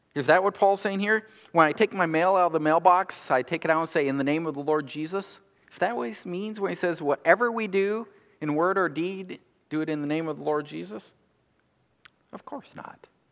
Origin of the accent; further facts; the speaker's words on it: United States; we're American consumers